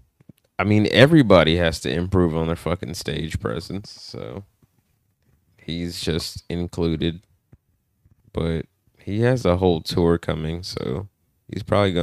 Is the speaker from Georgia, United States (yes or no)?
yes; Atlanta, Georgia, United States; Atlanta. ….